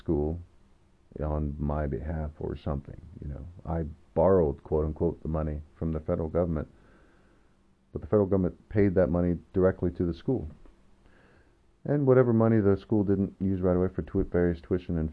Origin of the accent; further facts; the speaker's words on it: Skagit Valley, Washington, United States; I went to a community college in my hometown, Sketch Valley College.